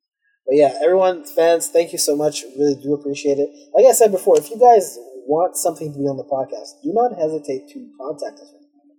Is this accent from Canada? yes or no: yes; Canada; if anyone didn't know, we're from Canada, so I'm just making that clear.